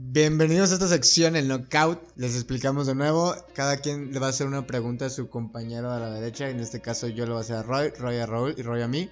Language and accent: Spanish; Mexico; Y nosotros somos Estados Unidos mexicanos.